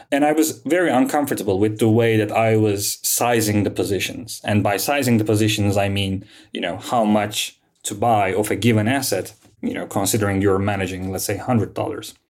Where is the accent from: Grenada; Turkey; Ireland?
Turkey; Istanbul; also born or lived in London; I was born and raised in Istanbul, and I studied here.